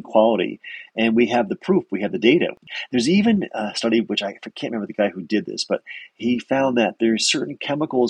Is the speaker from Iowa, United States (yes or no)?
no; Connecticut, United States; I grew up in Connecticut